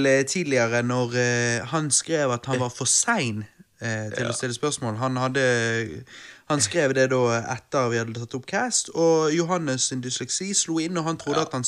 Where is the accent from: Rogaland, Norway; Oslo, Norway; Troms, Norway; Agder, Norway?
Rogaland, Norway; Stavanger; jeg er fra Stavanger, vi har olje